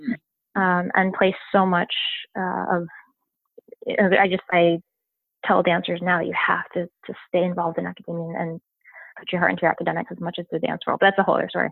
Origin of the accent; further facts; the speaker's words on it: Westchester, New York, United States; I was born in New York, in New York City, and uh, moved to Westchester when I was four.